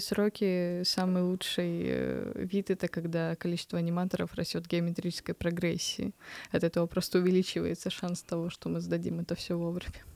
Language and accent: Russian; Kamchatka Krai, Russia; я родилась на Камчатке